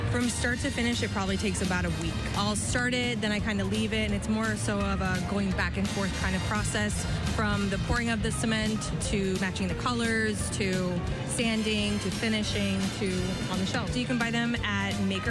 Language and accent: English; Florida, United States; now in Philadelphia, United States; I'm from Florida originally, but I've been in Philly for about 10 years.